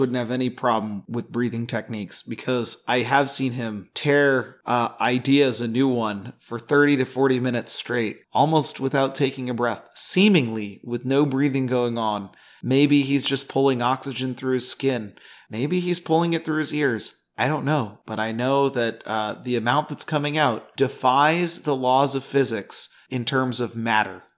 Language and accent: English; Nebraska, United States; I'm from Nebraska